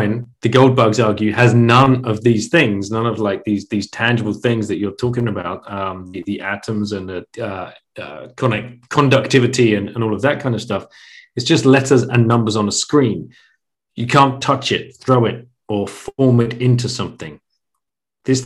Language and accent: English; England, United Kingdom; moved away as an adult; also born or lived in Singapore; I grew up in England